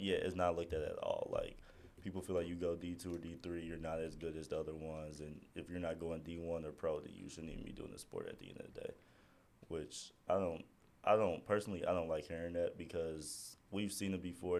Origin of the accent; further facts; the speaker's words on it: Midwest, United States; me and Tadashi was raised on two different sides of the U.S. I'm from the Midwest